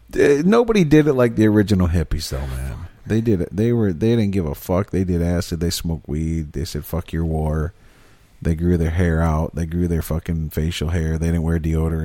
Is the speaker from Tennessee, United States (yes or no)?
no; Michigan, United States